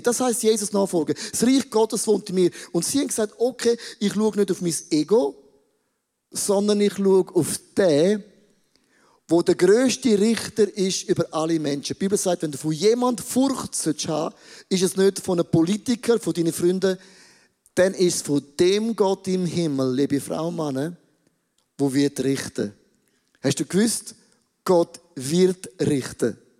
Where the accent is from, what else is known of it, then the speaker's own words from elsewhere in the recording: Switzerland; wir sind Schweizer.